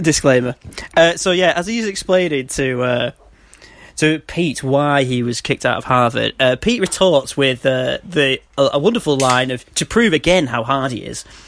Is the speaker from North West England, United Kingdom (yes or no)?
yes; Manchester, North West England, United Kingdom; I'm from Manchester